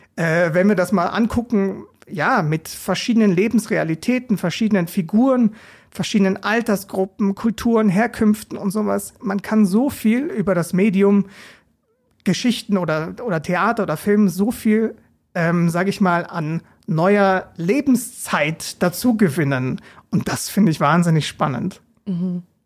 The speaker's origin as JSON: {"language": "German", "town": "Regensburg", "region": "Bavaria", "country": "Germany", "tie": "born or raised there", "moved": "as an adult", "lives_now": "Mainz, Germany", "said": "ich lebe in Mainz, bin aber gebürtiger Regensburger"}